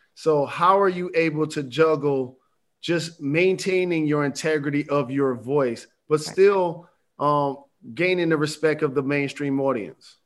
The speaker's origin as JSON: {"language": "English", "town": "Detroit", "region": "Michigan", "country": "United States", "said": "I'm a Michigander, but I rep for Detroit"}